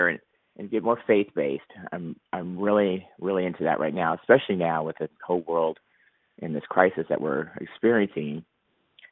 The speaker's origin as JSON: {"language": "English", "town": "Huntington Beach", "region": "California", "country": "United States", "tie": "born or raised there", "said": "my hometown of Huntington Beach, California"}